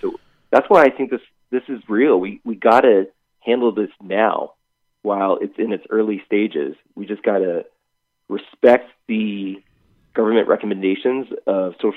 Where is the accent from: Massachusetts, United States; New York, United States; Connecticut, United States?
Massachusetts, United States; Boston; moved away; I grew up in Boston, was there for 30 years, diehard Patriots fan.